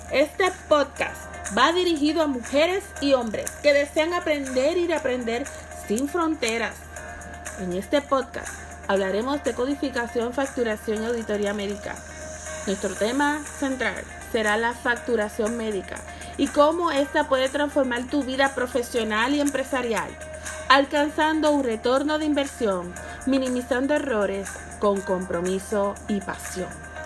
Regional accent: Sabana Grande, Puerto Rico; soy natural de Sabana Grande donde nací y vivo.

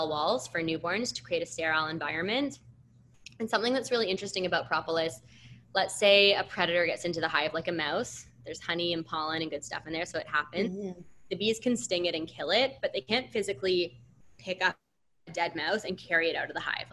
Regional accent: Canada; I'm from Canada and I did university in Canada

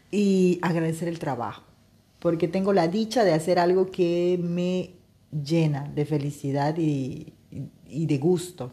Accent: Peru; now in Spain; mi país natal, Perú

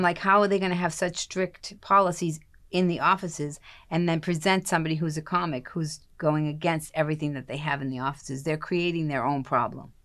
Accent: Boston, Massachusetts, United States; I'm from Boston

